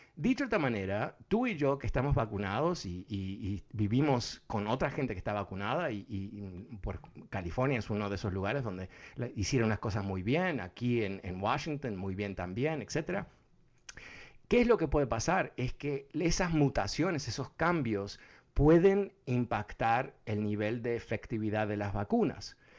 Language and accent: Spanish; Uruguay; Yo soy uruguayo.